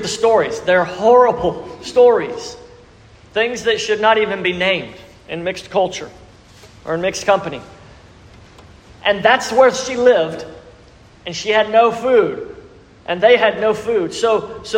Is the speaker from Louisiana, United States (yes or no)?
yes; South Louisiana, United States; We're from South Louisiana. We know what it means to purge crawfish.